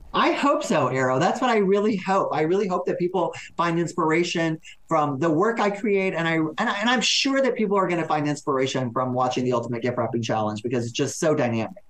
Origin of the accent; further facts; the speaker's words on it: Texas, United States; I'm from Texas.